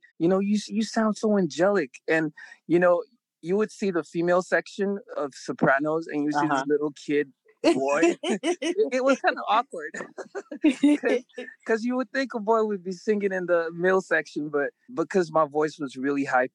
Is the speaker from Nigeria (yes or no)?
yes; Nigeria; I was born in Nigeria, which would be what you would call like a very local or rural area